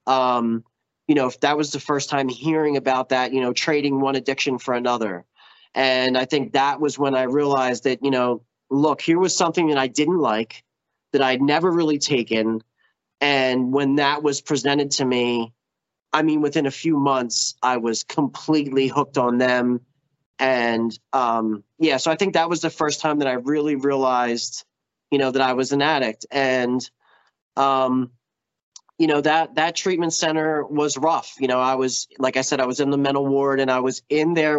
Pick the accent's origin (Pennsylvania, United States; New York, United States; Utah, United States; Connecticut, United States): Pennsylvania, United States; Philadelphia; I'm from Philly, so I was going into meetings in Philly